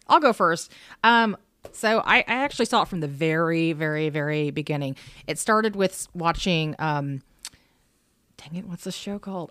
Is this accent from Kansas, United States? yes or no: yes; Kansas, United States; I'm from Kansas. I actually, we live here right now, but I'm from here